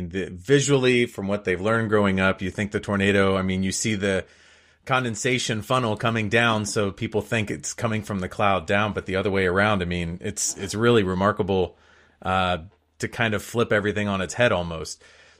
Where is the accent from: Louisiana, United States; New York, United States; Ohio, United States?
Ohio, United States; Western; And where I grew up in Western Ohio, even farther west than that, we've had several tornadoes that their paths almost line up.